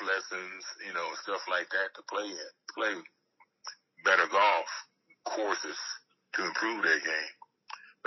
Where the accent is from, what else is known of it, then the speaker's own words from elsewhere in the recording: California, United States; also born or lived in Philadelphia; we moved from Philadelphia to California. And we just adopted California as our hometown. And that was it. You know, that's where we considered home. And I grew up there